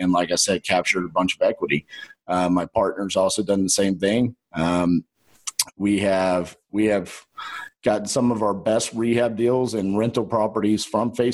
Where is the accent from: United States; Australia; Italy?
United States; Texas; accent: Texan